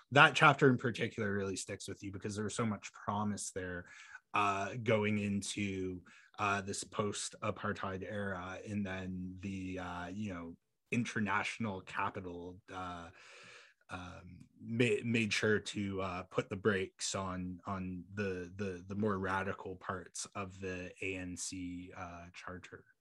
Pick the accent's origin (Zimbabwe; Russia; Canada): Canada